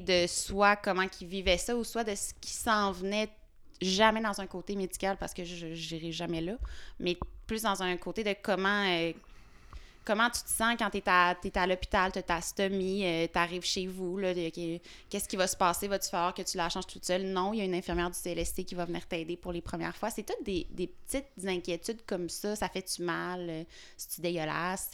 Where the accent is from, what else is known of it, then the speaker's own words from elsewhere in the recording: Fossambault-sur-le-Lac, Quebec, Canada; j'habite... je suis née... Ben, en fait, j'ai grandi à Fossambeau-sur-le-Lac, qui est une petite ville proche du lac Saint-Joseph.